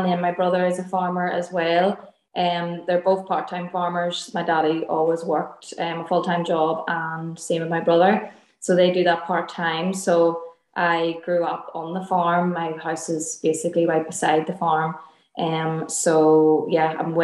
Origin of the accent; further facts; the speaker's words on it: Armagh, Northern Ireland, United Kingdom; now in Derry, United Kingdom; In Armagh, so that's in, like, the north of Ireland. So I'm originally from Armagh, and then we're living in Derry.